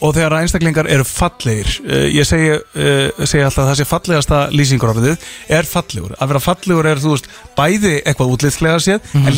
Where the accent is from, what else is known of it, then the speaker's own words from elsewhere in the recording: Akureyri, Northeastern Region, Iceland; ég er frá Akureyri fekk ég fylgjast með Rúf og Rást 2 á Akureyri